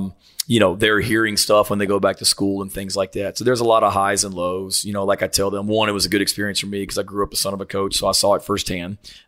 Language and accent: English; Murray, Kentucky, United States; also born or lived in Virginia; I grew up in Murray, Kentucky. My dad was the head coach at Murray State out there until 1986.